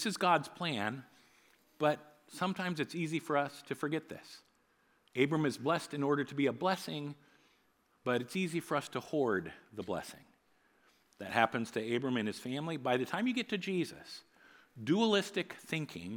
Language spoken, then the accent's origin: English; New Providence, Iowa, United States; I grew up in New Providence, Iowa, a little farming community about an hour north of here